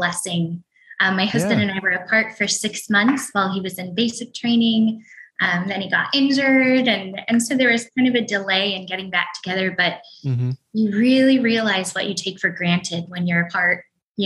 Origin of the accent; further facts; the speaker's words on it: Portland, Oregon, United States; moved away as an adult; also born or lived in New York City; I grew up in Portland, Oregon. Just in the suburbs outside of Portland